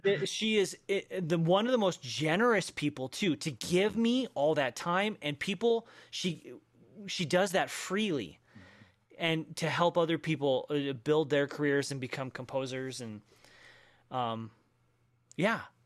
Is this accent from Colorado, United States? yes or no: yes; Denver, Colorado, United States; I grew up in Denver